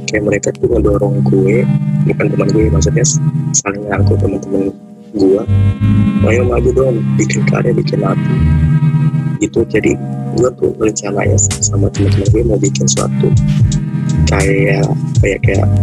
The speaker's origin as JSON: {"language": "Indonesian", "region": "Jakarta", "country": "Indonesia", "lives_now": "Bekasi, Indonesia", "said": "tinggal di Bekasi bisa kenal orang di Bandung di Bojong"}